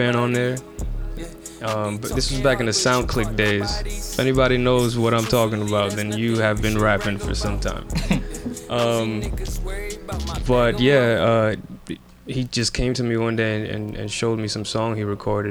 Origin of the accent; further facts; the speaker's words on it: New York City, New York, United States; now in New Jersey, United States; I'm from New York